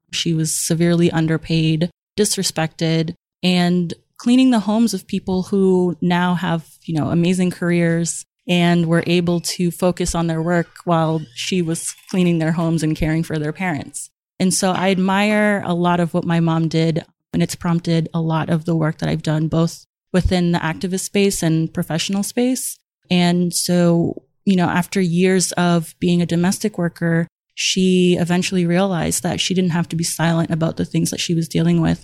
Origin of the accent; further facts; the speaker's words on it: Somerville, Massachusetts, United States; I grew up in Somerville, which is a little town right outside of Boston